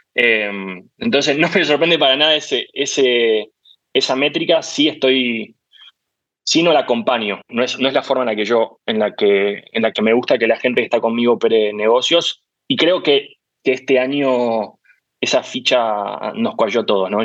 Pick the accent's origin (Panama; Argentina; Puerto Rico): Argentina; Yo soy muy argentino